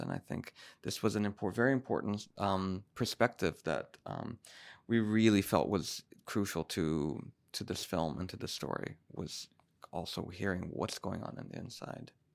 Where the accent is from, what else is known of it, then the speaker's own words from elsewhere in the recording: Brazil; I'm from Brazil